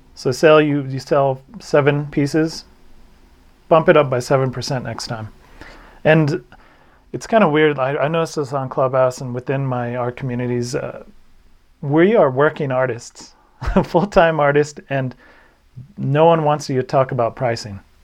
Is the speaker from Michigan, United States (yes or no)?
no; New Mexico, United States